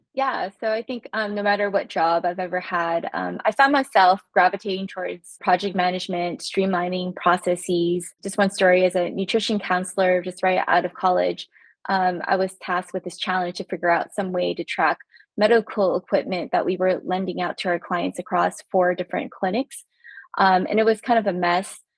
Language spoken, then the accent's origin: English; California, United States; now in Maryland, United States; I'm originally from California, actually. So coming to the East Coast